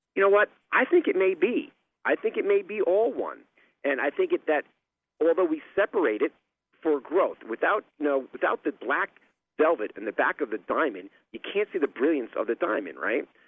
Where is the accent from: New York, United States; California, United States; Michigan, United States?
New York, United States; growing up in New York in dysfunctional family